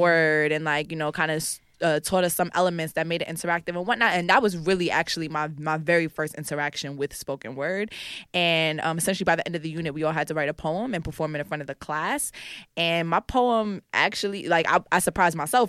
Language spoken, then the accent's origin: English; New York City, New York, United States; also born or lived in Harlem; I'm from the Bronx and I grew up between the Bronx and Harlem